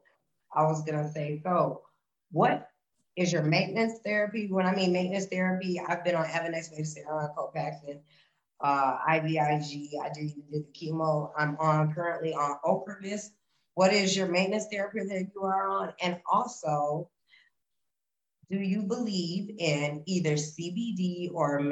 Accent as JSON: {"language": "English", "area": "Minnesota", "region": "Midwest", "country": "United States", "said": "I'm from Illinois, Minnesota"}